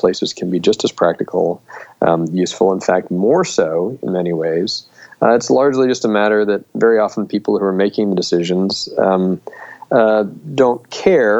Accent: Melbourne, Florida, United States; also born or lived in St Andrews; my hometown of Melbourne, Florida

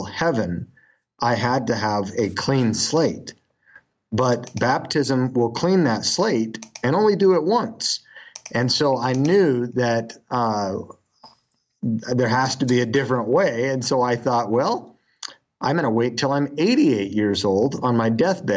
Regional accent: Utah, United States; That's what I grew up with in Utah

